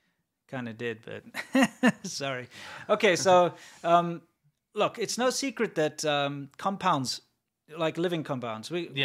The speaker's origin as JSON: {"language": "English", "country": "South Africa", "also_born_or_lived": "China", "moved": "yes", "lives_now": "United States", "said": "I'm from South Africa."}